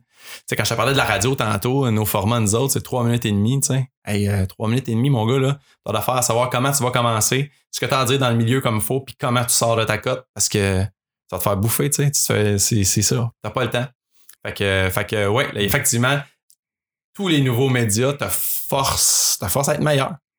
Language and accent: French; Mont-Saint-Grégoire, Quebec, Canada; nous deux, on a grandi à Mont-Saint-Grégoire, man, on est des petits gars de la campagne